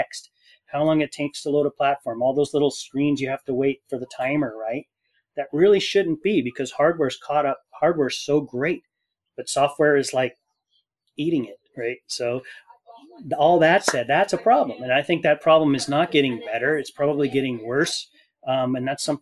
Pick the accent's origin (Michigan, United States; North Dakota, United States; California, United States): California, United States; Fullerton; I grew up in Fullerton, California.